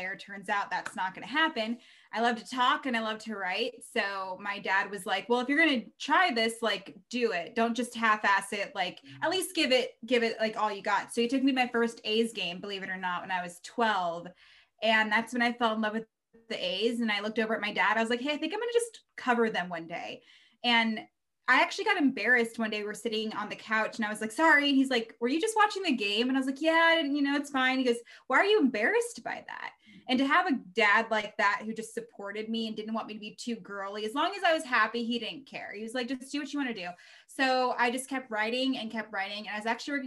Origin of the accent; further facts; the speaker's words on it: Reno, Nevada, United States; also born or lived in Baltimore; now in Bay Area, United States; I'm from Reno. So we get all four seasons